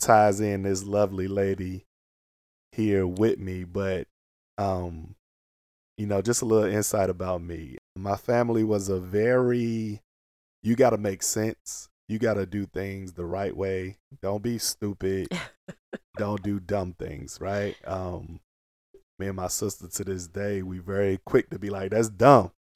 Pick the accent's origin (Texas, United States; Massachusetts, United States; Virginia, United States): Virginia, United States; Portsmouth; moved away; also born or lived in Maryland; all my family, we grew up in Portsmouth